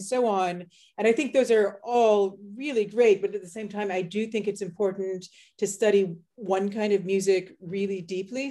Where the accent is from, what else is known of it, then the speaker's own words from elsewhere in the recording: Halifax, Nova Scotia, Canada; moved away as an adult; also born or lived in Netherlands / United States; growing up in Halifax